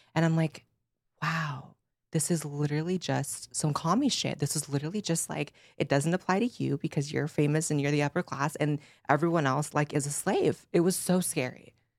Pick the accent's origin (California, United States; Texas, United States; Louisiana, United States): California, United States; I grew up in California, I grew up with lefties